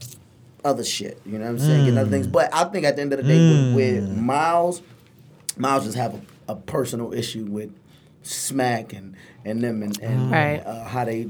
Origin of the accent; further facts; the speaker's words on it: Highland Park, Michigan, United States; I grew up in Highland Park, man, and it kind of shaped me, molded me